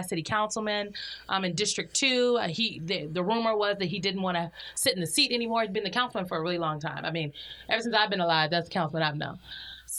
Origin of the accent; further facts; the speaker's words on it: Omaha, Nebraska, United States; my hometown of Omaha, Nebraska.